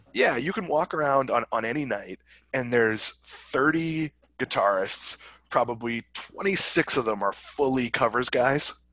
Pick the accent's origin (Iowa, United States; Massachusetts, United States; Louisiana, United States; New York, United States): Massachusetts, United States; Swampscott; I'm from Swampscott